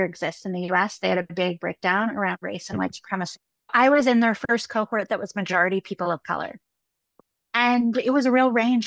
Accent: Ithaca, New York, United States; moved away as an adult; also born or lived in Somerville, Massachusetts; I grew up in Ithaca, New York. So in central New York

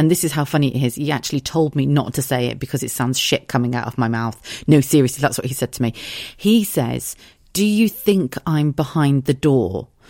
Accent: South of England, United Kingdom; also born or lived in United States; Well, I suppose I grew up in the South, but I've lived pretty much everywhere.

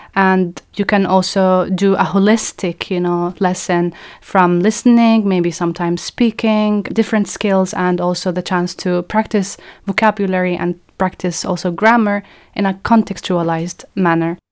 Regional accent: Palestine; I'm a Palestinian researcher at the moment.

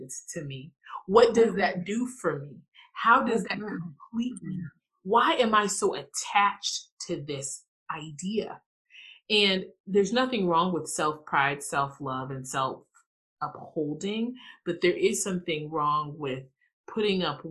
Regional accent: the rural South, United States; also born or lived in Ghana; I'm originally from Ghana, West Africa. I was raised, I think, in a very quote unquote Ghanaian way, but I was raised in the rural South.

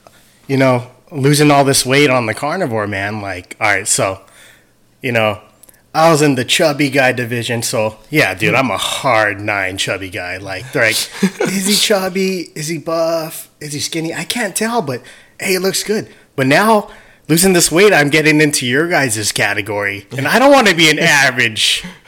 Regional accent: United States; Hell yeah, man. Being American and having a good dad.

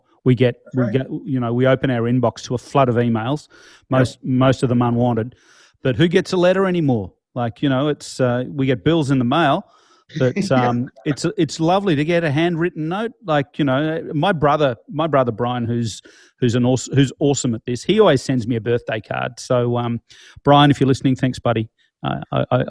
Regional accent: Melbourne, Victoria, Australia; We are in my hometown of Melbourne.

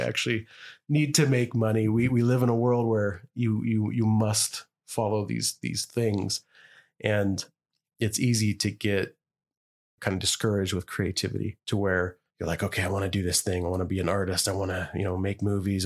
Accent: Idaho, United States; me and you are growing up in Idaho

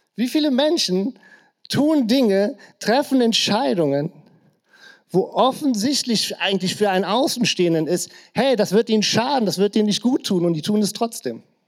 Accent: Krefeld, North Rhine-Westphalia, Germany; In der Gegend, wo ich aufgewachsen bin, äh, genauer gesagt, genau bei mir auf der Straße, stand früher ein Bunker noch aus dem Krieg

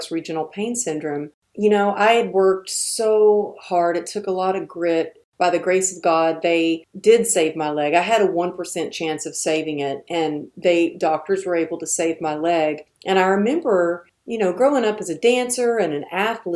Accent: Texas, United States; I'm from Texas

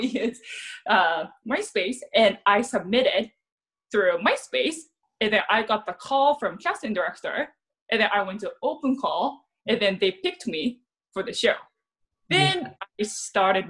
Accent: Japan; English is a second language; also born or lived in San Jose; now in Los Angeles, United States; I'm very tall for Japanese.

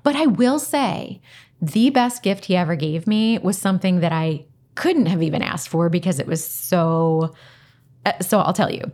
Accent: Delco, Pennsylvania, United States; I'm from Delco, I say Parham

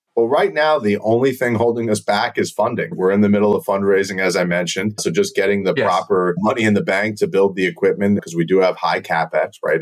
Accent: border of New York City and Long Island, United States; also born or lived in Turkey; I grew up six miles from John F. Kennedy Airport, right? So on the border of New York City and Long Island

